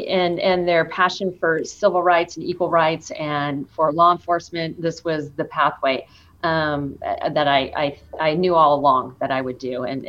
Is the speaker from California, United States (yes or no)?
yes; Stockton, California, United States; Yes, I was born and raised in Stockton, California. I grew up in South Stockton